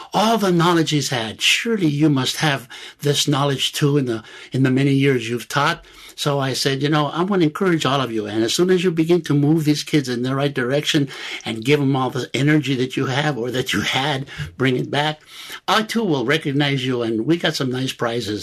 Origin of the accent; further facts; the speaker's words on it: Los Angeles, California, United States; also born or lived in Santa Barbara; I lived in the barrios of East L.A. All through high school.